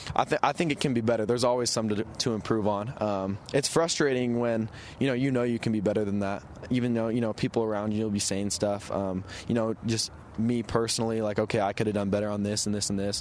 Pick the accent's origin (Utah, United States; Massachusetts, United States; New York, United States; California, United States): Utah, United States; I'm from Utah